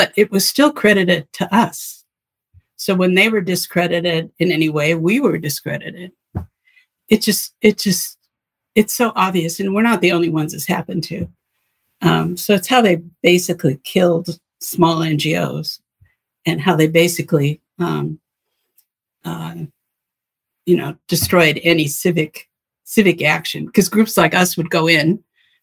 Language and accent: English; United States; I'm an American